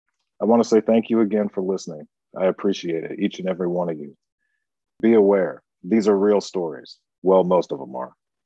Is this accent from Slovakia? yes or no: no; Portland, Oregon, United States; I was born and raised in Portland, Oregon, one of the best underground music scenes in the world.